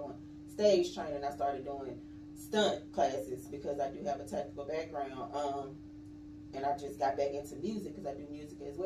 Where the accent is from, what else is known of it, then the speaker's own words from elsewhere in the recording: Mississippi, United States; moved away; I'm from Mississippi